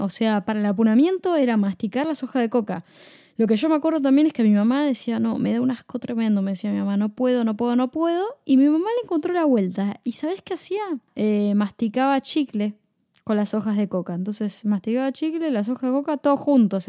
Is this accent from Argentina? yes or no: yes; Buenos Aires, Argentina; Yo nací en Flores